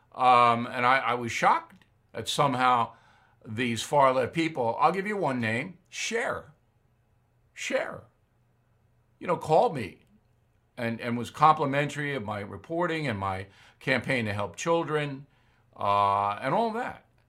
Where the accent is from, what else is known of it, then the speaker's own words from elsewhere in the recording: Long Island, New York, United States; here in my hometown on Long Island